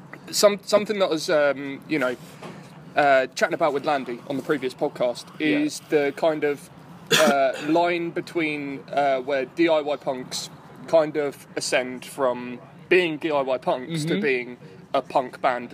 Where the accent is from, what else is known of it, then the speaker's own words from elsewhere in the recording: West Sussex, South East England, United Kingdom; Because I'm originally from West Sussex, where there's, you know, a small rock scene of the kind of youth centre and battle of the bands type thing.